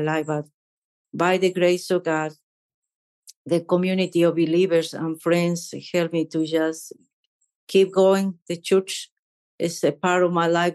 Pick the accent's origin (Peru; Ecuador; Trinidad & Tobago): Ecuador; English is a second language; moved away as an adult; also born or lived in South Carolina, United States; now in United States; I grew up in Ecuador.